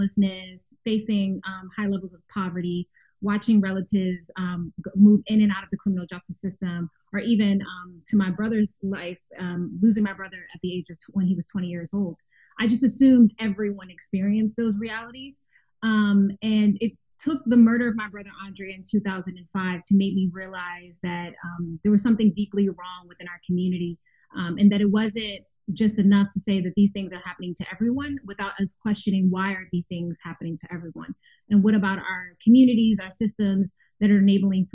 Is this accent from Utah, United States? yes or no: no; Philadelphia, Pennsylvania, United States; I grew up in West Philadelphia, because when you're from Philly, you have to be very specific about what area. I grew up in West Philadelphia